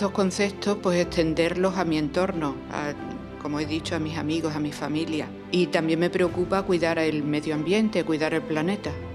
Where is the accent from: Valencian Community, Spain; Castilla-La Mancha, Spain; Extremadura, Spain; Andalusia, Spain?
Extremadura, Spain; Torre de Miguel Sesmero; now in Badajoz, Spain; nací en Torre de Miguel Sesmero me vine a vivir a Badajoz